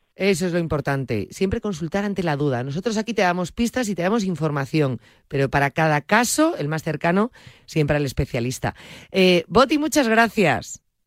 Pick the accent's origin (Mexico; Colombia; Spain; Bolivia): Spain; Galicia; digo como una gallega